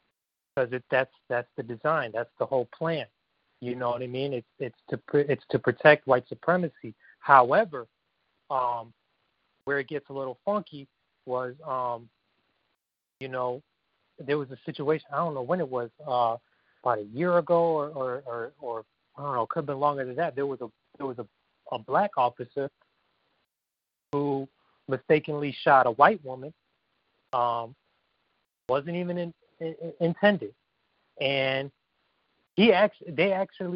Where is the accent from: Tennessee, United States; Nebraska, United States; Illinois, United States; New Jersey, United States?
Illinois, United States; now in California, United States; I'm originally from Illinois, but I now reside in California